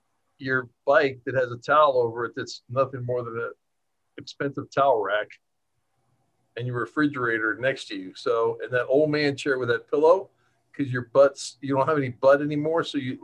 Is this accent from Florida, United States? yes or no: yes; Florida, United States; I'm from Florida.